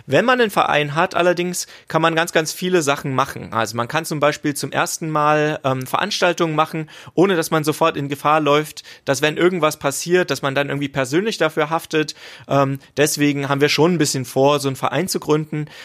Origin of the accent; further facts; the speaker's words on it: Potsdam, Brandenburg, Germany; Man muss bedenken, es ist immer noch in Brandenburg und wir als äh, Potsdamer sind ja quasi verantwortlich für die ganzen Leute hier ringsrum.